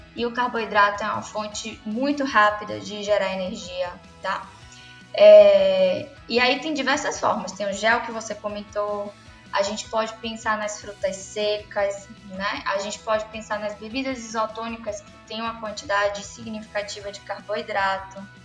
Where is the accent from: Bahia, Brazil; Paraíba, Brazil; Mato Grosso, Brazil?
Bahia, Brazil; Salvador; Eu sou baiana